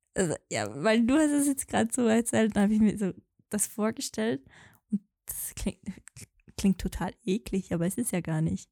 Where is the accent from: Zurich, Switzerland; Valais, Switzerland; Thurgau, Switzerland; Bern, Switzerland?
Valais, Switzerland; accent: Walliserdeutsch; mit meinem normalen Dialekt dann Walliserdeutsch sprechen